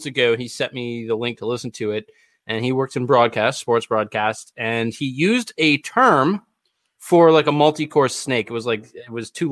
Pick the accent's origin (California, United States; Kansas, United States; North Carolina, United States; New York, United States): New York, United States; Rome; my hometown of Rome, New York. And I was 11 years old